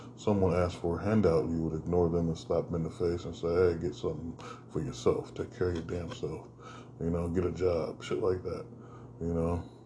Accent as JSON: {"language": "English", "country": "United States", "said": "we had as American citizens"}